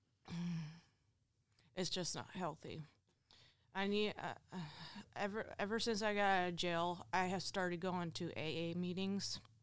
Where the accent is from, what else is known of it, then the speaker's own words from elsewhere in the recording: Findlay, Ohio, United States; I am from Findlay, Ohio. I was born and raised here